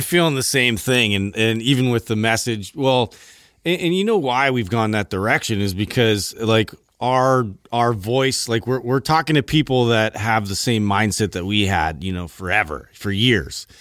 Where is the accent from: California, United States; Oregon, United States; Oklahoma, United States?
California, United States; Santa Cruz; me growing up in Santa Cruz